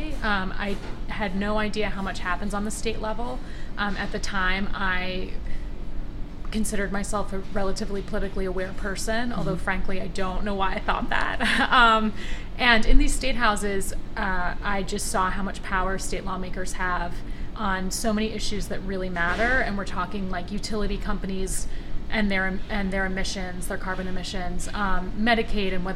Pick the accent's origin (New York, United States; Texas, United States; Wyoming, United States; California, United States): New York, United States; Westchester County; I am from Westchester County